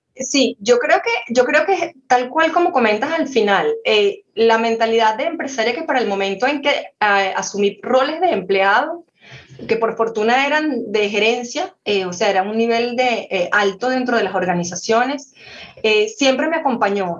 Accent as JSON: {"language": "Spanish", "country": "Venezuela", "said": "soy venezolana, siempre llevo el gentilicio por delante"}